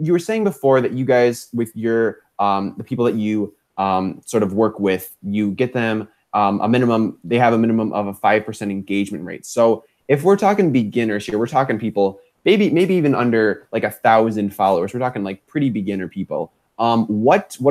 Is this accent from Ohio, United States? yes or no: no; Minneapolis, Minnesota, United States; I'm from the Midwest, Minneapolis specifically